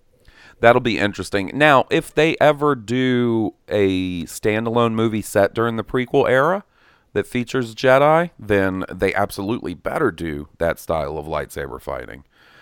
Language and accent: English; Gothenburg, Västra Götaland, Sweden; English is a second language; since I'm Swedish, I do have some knowledge about the genre. I have a lot of metalhead friends, and I'm from Gothenburg